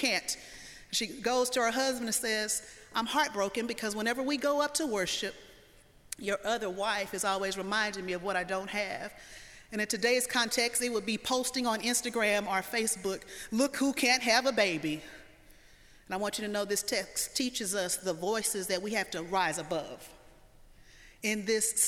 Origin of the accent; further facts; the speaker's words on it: the South, United States; I'm from the South